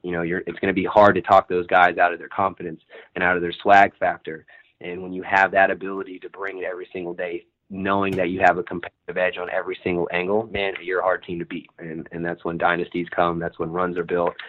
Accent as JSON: {"language": "English", "region": "Virginia", "country": "United States", "moved": "yes", "lives_now": "Los Angeles, United States", "said": "I'm from Virginia originally"}